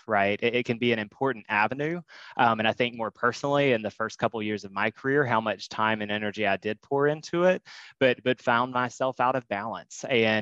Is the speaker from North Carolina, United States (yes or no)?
yes; North Carolina, United States; moved away as an adult; now in Chicago, United States; I'm from, born and raised in North Carolina